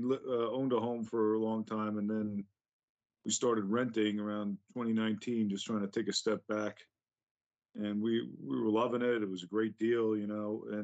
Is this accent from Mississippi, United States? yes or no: no; New York City, New York, United States; moved away; I grew up, I was born in the Bronx, and we left, you know, in the 70s because the Bronx was on fire